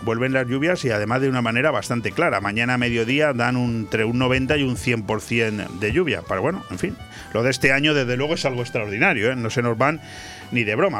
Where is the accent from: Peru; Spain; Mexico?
Spain; así somos los españoles